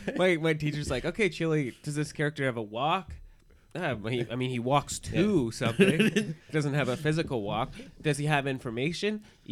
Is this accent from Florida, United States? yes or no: no; Los Angeles, California, United States; Yeah, that's true. I'm from Los Angeles.